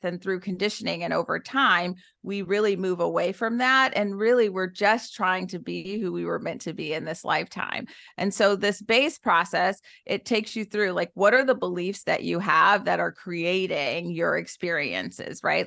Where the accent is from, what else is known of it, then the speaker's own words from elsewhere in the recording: Detroit, Michigan, United States; I was born and raised in Detroit, Michigan to teenage parents